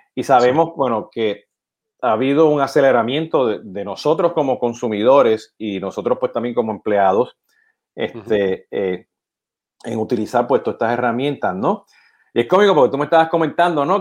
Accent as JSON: {"language": "Spanish", "country": "Puerto Rico", "said": "siendo puertorriqueño"}